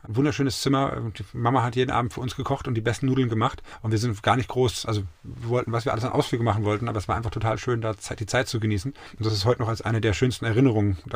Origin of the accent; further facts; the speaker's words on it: Munich, Bavaria, Germany; moved away as an adult; also born or lived in Bielefeld / Hamburg / Switzerland / Zurich; now in Mainz, Germany; Ich bin in München groß, ich liebe meine Ecken in München